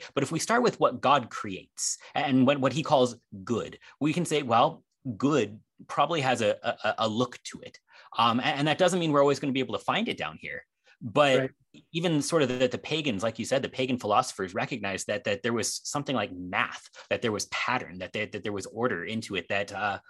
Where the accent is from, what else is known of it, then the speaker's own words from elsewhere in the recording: Midwest, United States; also born or lived in San Antonio, Texas; I was born and raised in the Midwest, and I lived in Texas for 3 years, in like South Texas in San Antonio